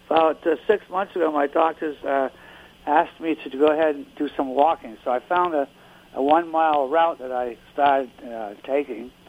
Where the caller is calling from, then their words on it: Reading, Pennsylvania, United States; Uh, Reading, Pennsylvania.